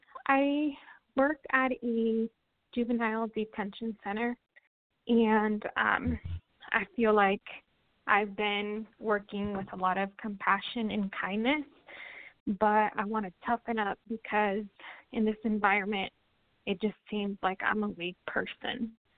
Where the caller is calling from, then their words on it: Washington, United States; I'm calling from Washington State.